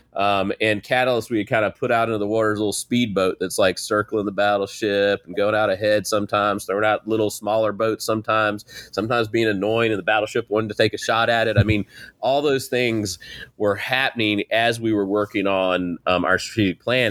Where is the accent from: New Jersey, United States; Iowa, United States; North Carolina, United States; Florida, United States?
North Carolina, United States; Eastern; I grew up in East North Carolina